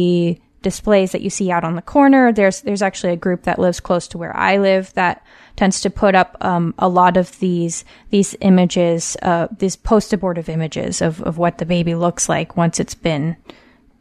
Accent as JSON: {"language": "English", "region": "West Coast", "country": "United States", "tie": "born or raised there"}